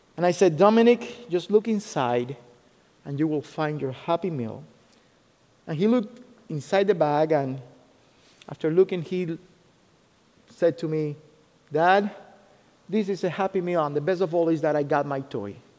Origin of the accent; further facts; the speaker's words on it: Cuba; English is a second language; moved away as an adult; also born or lived in Ohio, United States; now in United States; I was born in Cuba. I was born in Cuba and uh, I came to the US in 2008